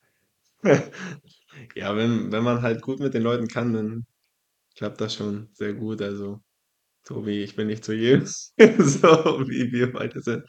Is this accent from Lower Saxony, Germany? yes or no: no; Zinnowitz, Mecklenburg-Vorpommern, Germany; also born or lived in Wolgast; Also ich bin geboren in Wolgast, aufgewachsen in Zinnowitz.